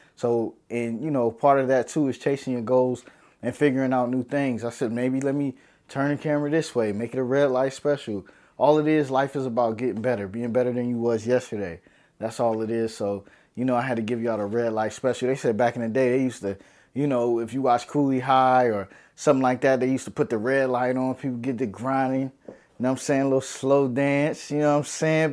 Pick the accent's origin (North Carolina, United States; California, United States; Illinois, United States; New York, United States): New York, United States; New York City; moved away; also born or lived in Harlem, New York City; I'm from New York City, baby. New York City, I'm Brooklyn born, Brookdale Hospital